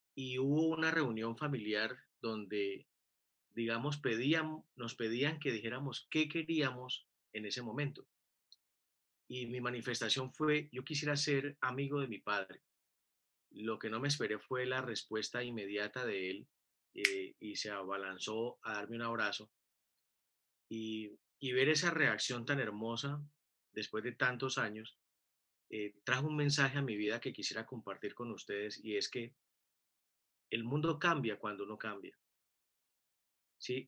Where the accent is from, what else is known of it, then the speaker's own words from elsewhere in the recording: Buenaventura, Valle del Cauca, Colombia; moved away as an adult; also born or lived in Cali; soy de Buenaventura, y a los 20 años, cuando estaba en tercer semestre de mi primera carrera, tomé la decisión de, de pedir el traslado a la Universidad del Valle en Cali